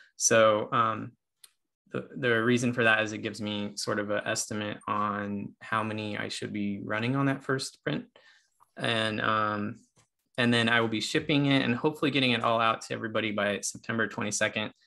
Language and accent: English; Nevada, United States; I was raised in Nevada